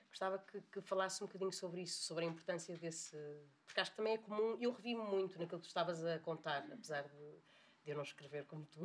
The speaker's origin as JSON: {"language": "Portuguese", "town": "Porto", "region": "Norte", "country": "Portugal", "said": "eu sou do Porto"}